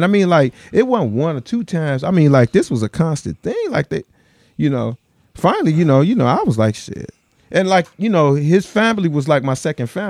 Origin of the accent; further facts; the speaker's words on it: Chicago, Illinois, United States; I'm from Chicago.